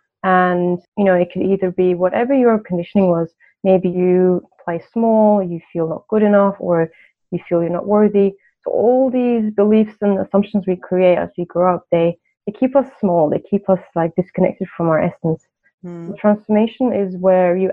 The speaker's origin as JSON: {"language": "English", "country": "Turkey", "moved": "as an adult", "lives_now": "United Kingdom", "said": "I'm Turkish, I'm from Turkey"}